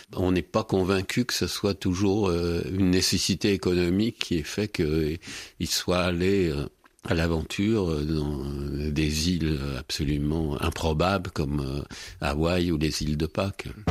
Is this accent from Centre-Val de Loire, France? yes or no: yes; Berry, Centre-Val de Loire, France; je suis bérichon et du centre de la France